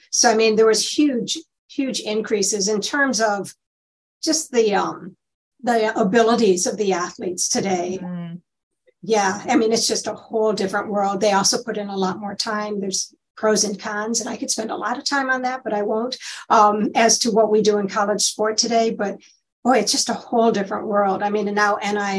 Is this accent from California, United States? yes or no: no; Michigan, United States; also born or lived in Ohio; I'm from Michigan